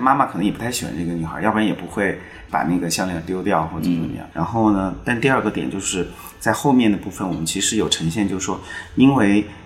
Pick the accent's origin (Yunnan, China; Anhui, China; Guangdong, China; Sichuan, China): Sichuan, China; Chengdu; 我是成都人。然后我的那个《何书生长》这部片子也是在我家乡成都拍摄的